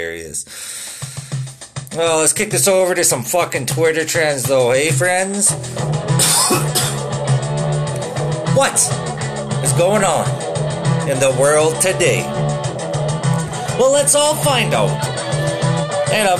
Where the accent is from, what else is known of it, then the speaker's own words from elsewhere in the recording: Saskatoon, Saskatchewan, Canada; moved away; also born or lived in Vancouver; I was from Saskatoon